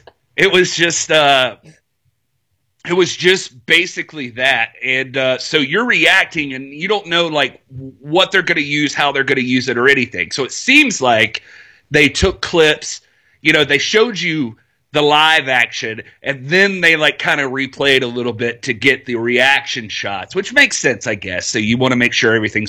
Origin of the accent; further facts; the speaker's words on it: Greenville, South Carolina, United States; my hometown of Greenville, South Carolina. We both live in the same place